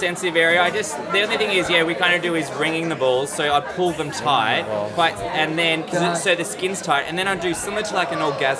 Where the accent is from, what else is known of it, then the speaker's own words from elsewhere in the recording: Melbourne, Victoria, Australia; I'm from Australia. I'm from Melbourne.